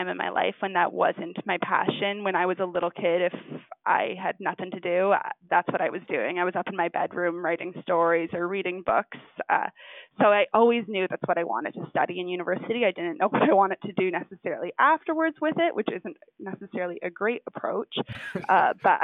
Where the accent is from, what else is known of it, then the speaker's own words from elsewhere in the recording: New Brunswick, Canada; moved away; where I grew up in New Brunswick was like right next to the bridge.